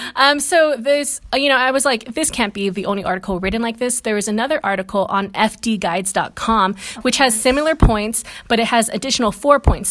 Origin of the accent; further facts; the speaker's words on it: Guam; I come from Catholic country, which is Guam.